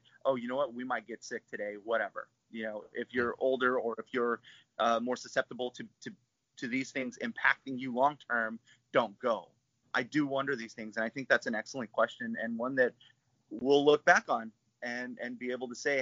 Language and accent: English; Albuquerque, New Mexico, United States; moved away as an adult; now in Portland, United States; I'm still keeping tabs on my hometown. Got friends and family, all my loved ones are still there